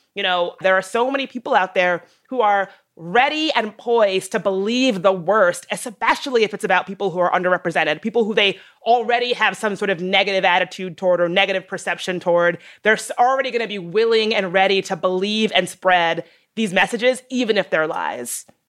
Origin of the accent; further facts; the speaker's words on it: the South, United States; a girl growing up in the South